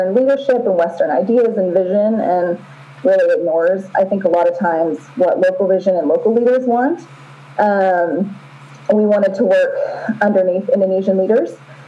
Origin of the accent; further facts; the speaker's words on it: Honduras; moved away as an adult; also born or lived in Southern United States / Costa Rica; So I grew up in that environment in Honduras and Costa Rica until college.